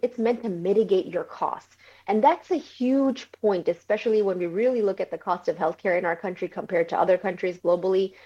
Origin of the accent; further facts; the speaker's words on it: New York City, New York, United States; moved away as an adult; also born or lived in Bangladesh; now in Florida, United States; I originally grew up in New York City